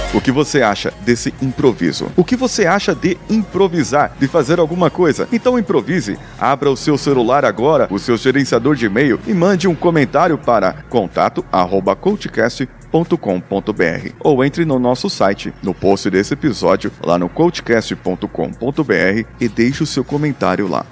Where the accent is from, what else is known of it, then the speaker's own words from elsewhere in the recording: Brazil; nós, como brasileiros